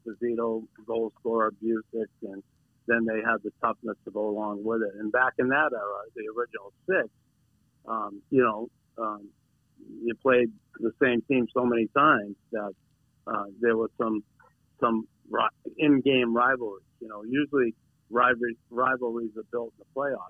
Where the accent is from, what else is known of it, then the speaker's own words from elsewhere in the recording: Boston, Massachusetts, United States; growing up in West Roxbury